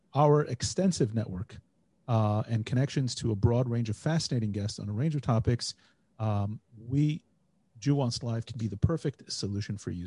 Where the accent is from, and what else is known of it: United States; born or raised there; moved away as an adult; now in Israel